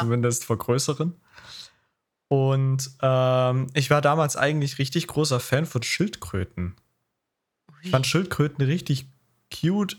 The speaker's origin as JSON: {"language": "German", "town": "Taucha", "region": "Saxony", "country": "Germany", "tie": "born or raised there", "said": "Also Taucher mein, mein Heimatstadt, äh, wo ich wohne"}